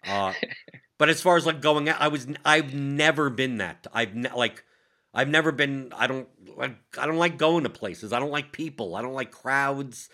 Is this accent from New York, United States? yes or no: yes; New York, United States; I'm from New York